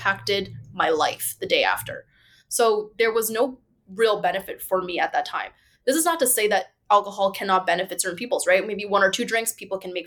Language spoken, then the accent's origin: English; Markham, Ontario, Canada; now in Toronto, Canada; I grew up in Markham. So my parents are from China